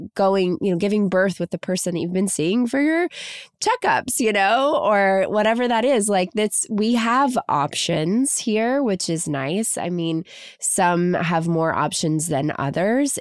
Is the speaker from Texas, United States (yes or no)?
no; Kentucky, United States; now in Los Angeles, United States; I'm from Kentucky originally, so I came out to LA.